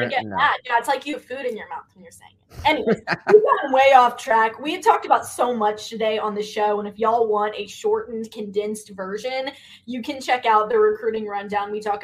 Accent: the South, United States; I'm from the South, so I'm used to it.

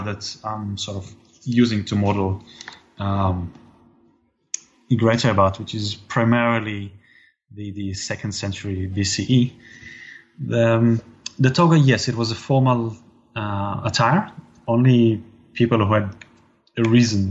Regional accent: Israel; growing up in Israel

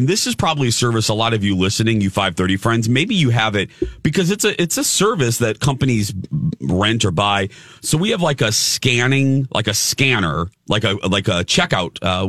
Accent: Indiana, United States; now in Minnesota, United States; because I'm from Indiana

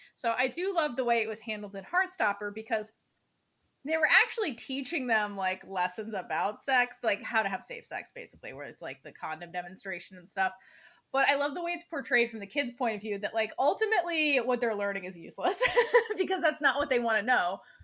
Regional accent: United States; we grew up in America

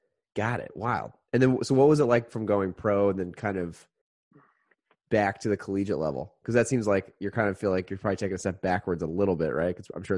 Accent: Indianapolis, Indiana, United States; I'm from Indy.

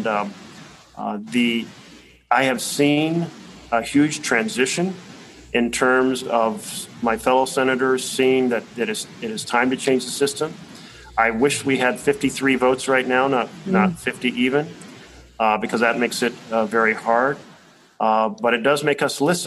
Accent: Oregon, United States; I come from Oregon

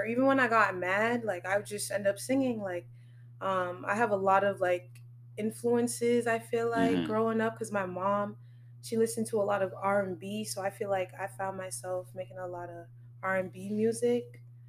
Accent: Brockton, Massachusetts, United States; also born or lived in Maryland / Boston / Sierra Leone (ancestry); Brockton, I guess I was raised here

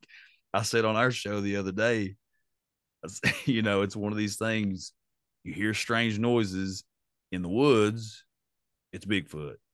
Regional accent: Haysi / Elkhorn City area, Appalachia, United States; we have an interstate park in my hometown that runs, you know, it's shared between Haysi and Elkhorn City, Kentucky

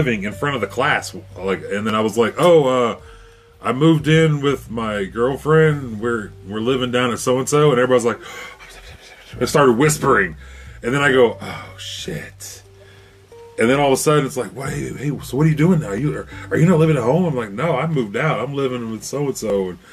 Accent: Fairfax, United States; I love the time I grew up in Fairfax

